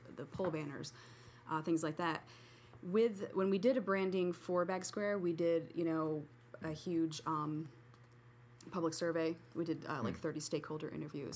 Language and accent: English; Sparta, New Jersey, United States; moved away as an adult; now in Utica, United States; I'm totally a Jersey girl